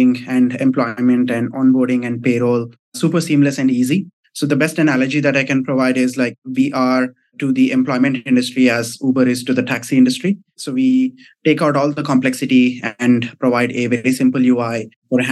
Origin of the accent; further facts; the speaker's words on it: small town near Hyderabad, Telangana, India; moved away as an adult; also born or lived in Mumbai, India / Singapore; I come from a small town in South India near Hyderabad.